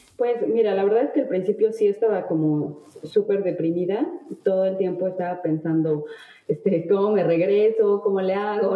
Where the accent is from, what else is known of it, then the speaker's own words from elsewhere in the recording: Mexico; moved away as an adult; now in France; soy mexicana